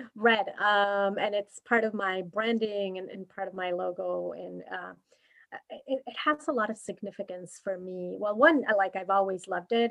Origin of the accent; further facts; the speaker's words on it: Mexico; moved away as an adult; now in United States; I'm originally from Mexico, uh, and I currently live here in the U.S. for the last nine years